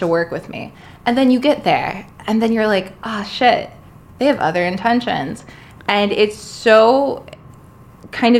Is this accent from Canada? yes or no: no; the South, United States; now in New York City, United States; I'm from the South